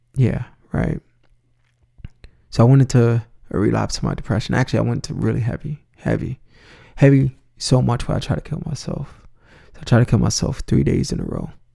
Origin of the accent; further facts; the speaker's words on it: New York City, New York, United States; I'm originally from the Bronx